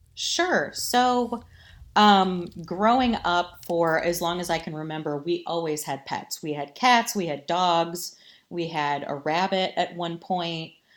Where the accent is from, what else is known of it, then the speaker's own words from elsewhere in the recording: Toledo, Ohio, United States; I grew up in the Toledo area, born and raised here